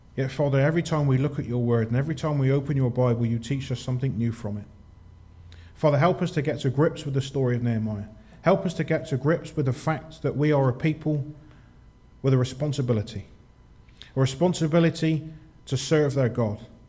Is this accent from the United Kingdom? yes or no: yes; United Kingdom; we're British